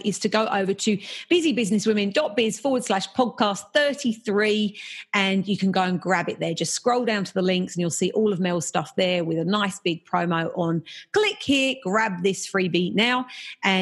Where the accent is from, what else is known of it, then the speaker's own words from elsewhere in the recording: England, United Kingdom; I'm English